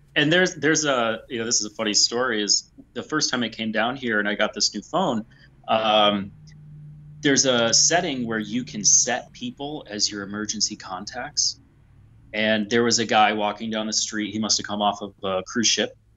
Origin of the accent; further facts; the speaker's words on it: United States; I'm an American